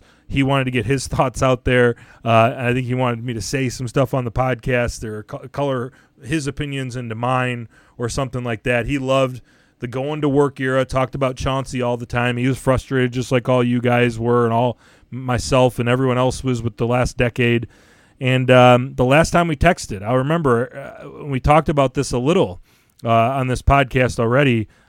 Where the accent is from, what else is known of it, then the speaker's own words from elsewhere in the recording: Royal Oak, Michigan, United States; moved away as an adult; also born or lived in Port Huron, Michigan / Springfield, Missouri / Virgin Islands / Chicago, Illinois; we're both from here. We're both big Detroit sports fans, and we're also away from home.